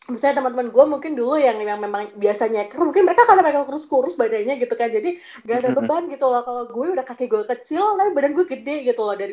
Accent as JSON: {"language": "Indonesian", "town": "Pemalang", "region": "Central Java", "country": "Indonesia", "accent": "Pemalang", "said": "jadi kalau gue di desa tuh gue ngomongnya ngapak kalau sedih Pemalang gue masih bisa pakai aksen Pemalang ya kayak gitu."}